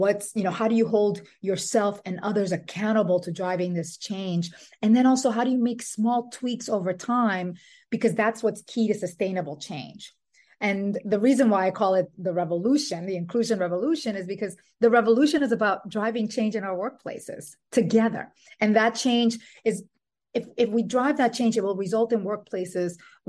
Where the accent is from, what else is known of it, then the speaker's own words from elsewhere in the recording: Dominican Republic; also born or lived in New York City; now in Brooklyn, United States; I am Dominican and Puerto Rican. I was born in New York City and raised in the Dominican Republic. And I have a 14-year-old daughter, and my husband, my daughter, and I live in Brooklyn.